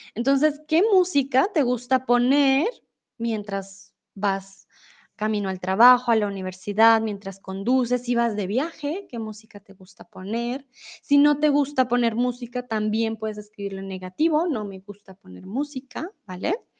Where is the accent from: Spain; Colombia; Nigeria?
Colombia; now in Mexico; de Colombia